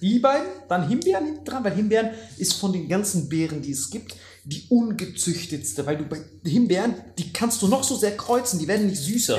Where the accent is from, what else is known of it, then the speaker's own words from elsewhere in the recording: Germany; Bei uns in Deutschland